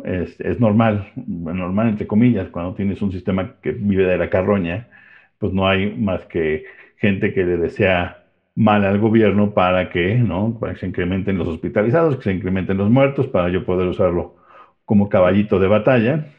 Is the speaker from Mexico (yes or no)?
yes; Mexico